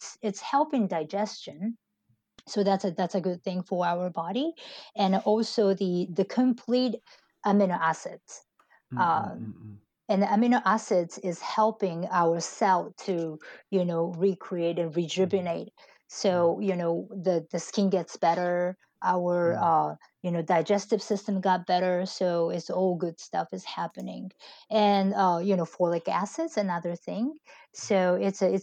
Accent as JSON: {"language": "English", "country": "Japan", "also_born_or_lived": "United States", "moved": "yes", "said": "I went to United States in late 90s, and I went to school there and I got my first job, and I returned back to Japan in 2012"}